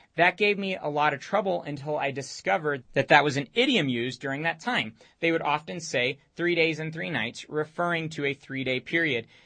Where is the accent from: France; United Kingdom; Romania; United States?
Romania; moved away; I grew up in Romania all my teenage years